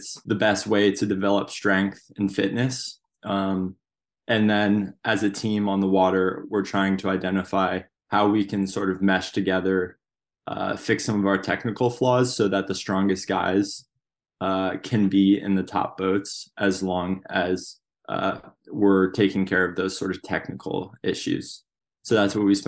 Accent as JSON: {"language": "English", "town": "Seattle", "region": "Washington", "country": "United States", "tie": "born or raised there", "also_born_or_lived": "New Jersey", "said": "I moved to Seattle in first grade"}